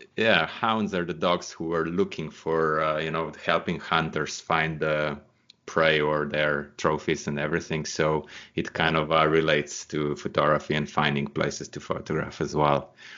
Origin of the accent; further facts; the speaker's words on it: Slovenia; Slovenia is my home country